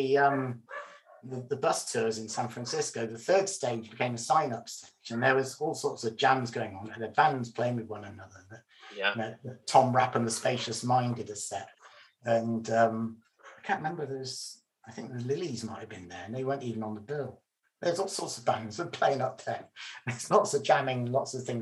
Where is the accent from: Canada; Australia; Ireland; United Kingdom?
United Kingdom; England; I'm English